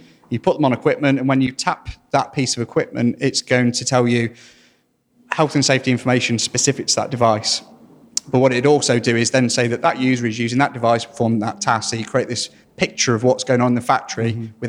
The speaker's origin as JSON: {"language": "English", "town": "Burton upon Trent", "region": "East Midlands", "country": "United Kingdom", "said": "I'm from Burton near Derby"}